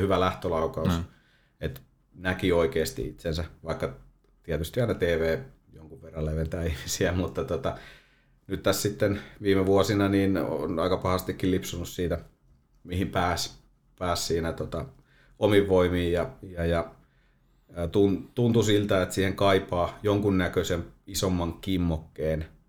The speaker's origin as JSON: {"language": "Finnish", "town": "Toijala", "region": "Pirkanmaa", "country": "Finland", "tie": "born or raised there", "moved": "as an adult", "lives_now": "Valkeakoski, Finland", "said": "Mä oon Toijalasta. Toijalasta kotosi, että sieltä 12-vuotiaana siirtynyt sitten Valkeakoskelle jalkapallon pariin"}